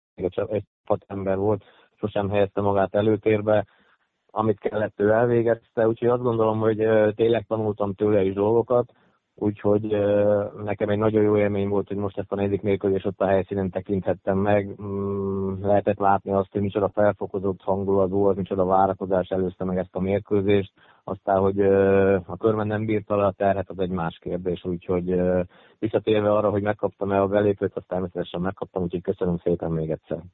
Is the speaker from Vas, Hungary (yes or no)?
yes; Körmend, Vas, Hungary; Ott voltak a régi barátaim körmendről, akikkel együtt nőttem fel, együtt kosaraztam